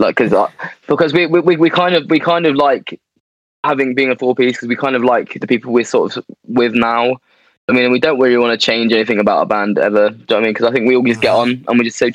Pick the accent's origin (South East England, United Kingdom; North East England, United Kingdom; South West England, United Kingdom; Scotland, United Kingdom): South East England, United Kingdom; Andover; we're from Andover, which is like quite a small town in England